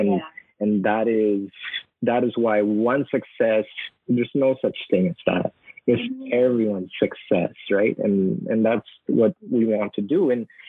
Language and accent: English; Philippines; I think the meaning of being Filipino is not about yourself. It's about putting others first before you, right? And when you do that, you know, that, I think that's who we are as a people